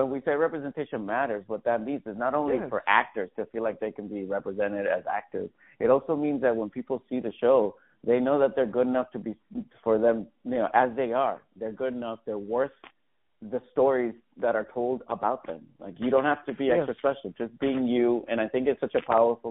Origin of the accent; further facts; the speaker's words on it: Levittown, Puerto Rico; also born or lived in New York; now in Los Angeles, United States; I was born and raised in Puerto Rico, from Levittown.